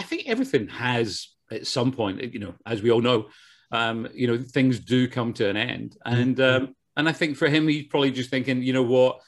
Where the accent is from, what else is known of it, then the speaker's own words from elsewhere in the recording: Glasgow, Scotland, United Kingdom; moved away as an adult; now in Los Angeles, United States; born and bred in Glasgow.